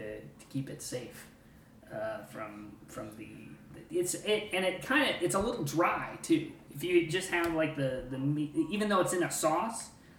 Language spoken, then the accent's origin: English; Indiana, United States; I grew up further west in Indiana, but right along that 64, Highway 64 mm-hmm. corridor there.